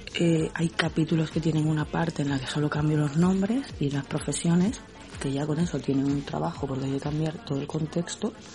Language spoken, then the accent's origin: Spanish; Cádiz, Andalusia, Spain; De España, Cádiz, el sur de España.